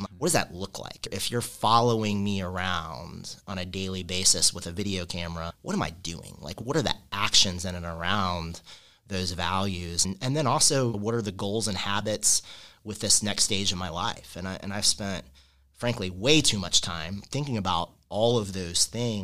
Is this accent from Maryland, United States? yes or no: no; Kentucky, United States; moved away as an adult; now in Indiana, United States; I grew up in Kentucky, and growing up in Kentucky, you only have three things